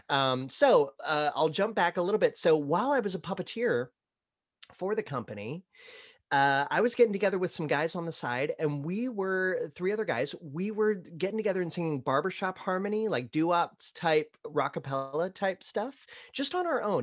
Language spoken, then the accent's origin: English; Ohio, United States; now in Florida, United States; growing up in Ohio, my family would vacation down to Orlando